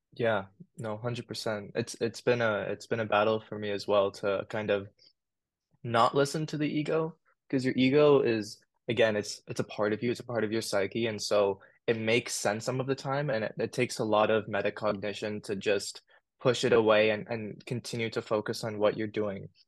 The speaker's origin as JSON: {"language": "English", "town": "Sydney", "region": "New South Wales", "country": "Australia", "tie": "born or raised there", "said": "And I was born in Australia. I was born in Sydney"}